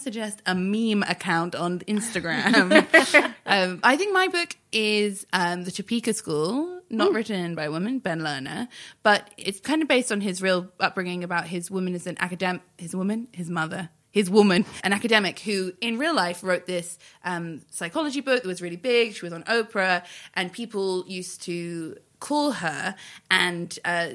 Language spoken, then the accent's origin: English; United Kingdom; the British cultural expert in the room